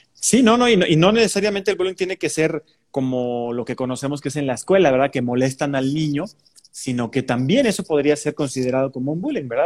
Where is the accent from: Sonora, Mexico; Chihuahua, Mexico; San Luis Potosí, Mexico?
San Luis Potosí, Mexico; mi ciudad natal que quiero tanto, pero que, ah, cómo tiene sus grandes detalles. San Luis Potosí.